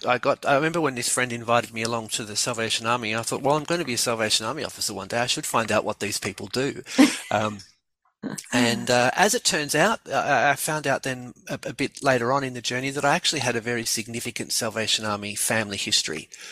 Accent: Melbourne, Victoria, Australia; also born or lived in Gothenburg; I grew up here in in Melbourne.

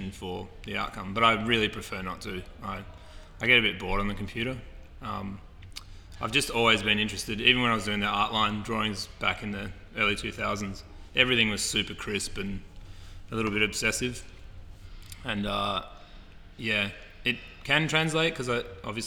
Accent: Perth, Western Australia, Australia; also born or lived in Solomon Islands / Amsterdam; I'm from Perth, Western Australia. So my family travelled around a lot when I was a little kid. We lived in the Solomon Islands off Papua New Guinea, and we lived in Amsterdam, and ended up my teenage years and primary school years being in Perth, or late primary school.

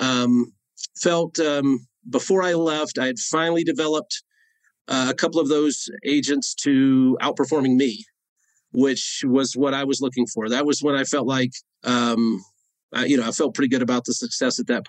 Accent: Northeast Georgia, United States; now in Colorado, United States; I grew up in Northeast Georgia on a dirt road.

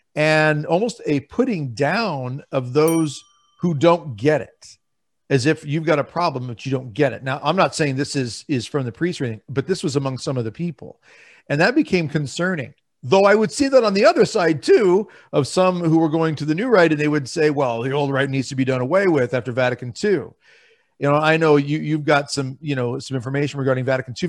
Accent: Lincoln, Nebraska, United States; I'm from Lincoln, Nebraska

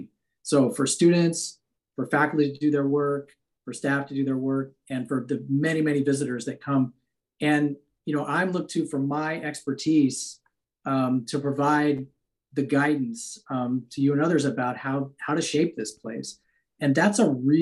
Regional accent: Midwest, United States; moved away as an adult; also born or lived in Stanford, California / Ann Arbor, Michigan / San Francisco, California; now in Davis, United States; I grew up in the Midwest, came to college at Stanford

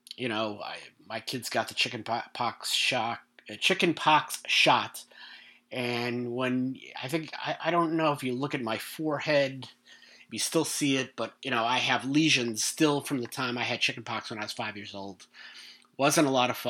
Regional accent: New York, United States; I'm from New York. We are not laid back people

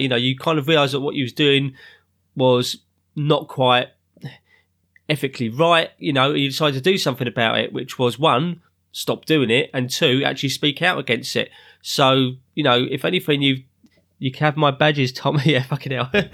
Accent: London, United Kingdom; also born or lived in Ruislip; I'm living up north now in Ryslip, but originally I'm from South London

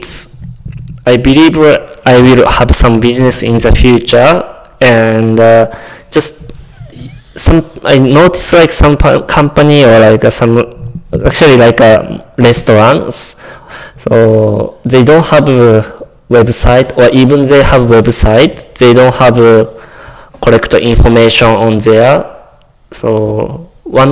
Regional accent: Japan; English is a second language; moved away as an adult; now in Calgary, Canada; I'm from Japan. It's like not small town, but not city

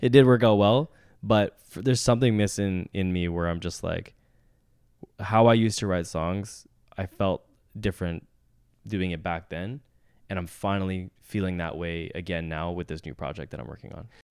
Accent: Vancouver, British Columbia, Canada; born and raised in Vancouver

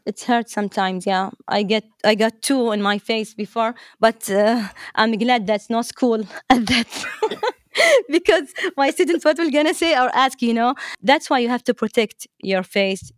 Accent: Dammam, Eastern Province, Saudi Arabia; English is a second language; I was born in Dammam, and I'm, I'm from Saudi Arabia, uh, Eastern Province

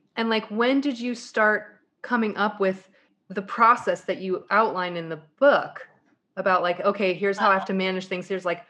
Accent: Colorado, United States; You know, when I came from Colorado, when I moved out here, leaving my snow tires behind was like the happiest moment.

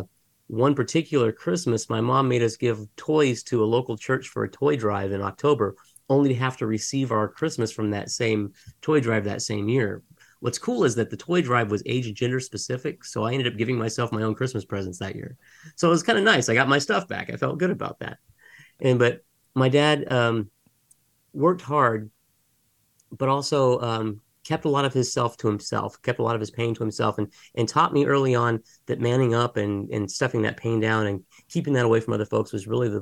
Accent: Mesa, Arizona, United States; So I was actually born and raised in Mesa, Arizona, which is just down the street from where I'm at right now

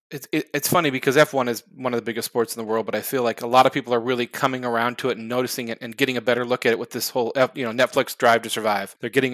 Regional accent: United States; being American.

